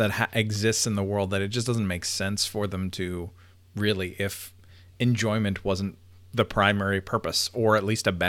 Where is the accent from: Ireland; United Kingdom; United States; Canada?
Canada; I'm a Canadian